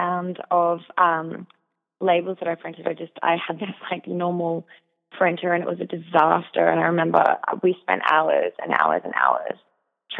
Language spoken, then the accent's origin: English; Australia; I'm Australian myself